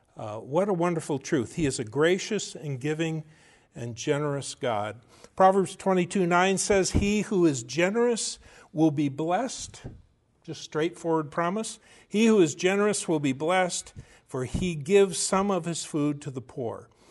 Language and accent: English; United States; as Americans and as American Christians